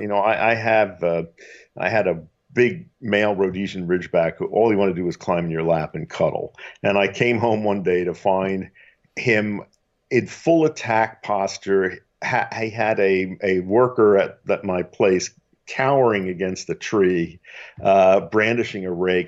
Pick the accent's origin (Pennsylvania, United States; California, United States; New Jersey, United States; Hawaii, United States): Pennsylvania, United States; Philadelphia; I grew up in Philadelphia